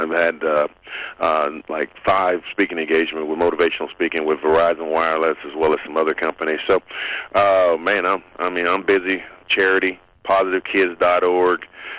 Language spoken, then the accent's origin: English; Little Rock, Arkansas, United States; moved away as an adult; also born or lived in Philadelphia / New Orleans; my hometown, Little Rock, Arkansas.